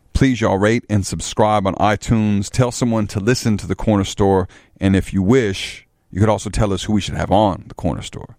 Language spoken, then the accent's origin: English; Chicago, Illinois, United States; as a Chicagoan